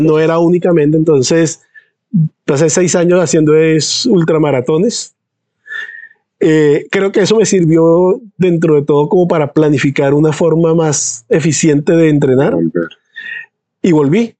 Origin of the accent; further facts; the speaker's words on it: San Andrés, San Andrés, Providencia and Santa Catalina, Colombia; also born or lived in Bogotá, Colombia; now in Sweden; yo nací en Bogotá, pero desde que tengo un año de edad crecí en San Andrés. Entonces, de hecho, yo me siento sanandresano.